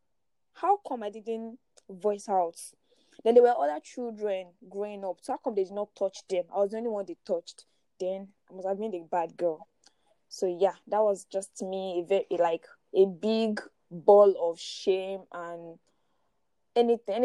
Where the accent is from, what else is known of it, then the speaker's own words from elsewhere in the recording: Ilorin, Kwara, Nigeria; I grew up in Ilorin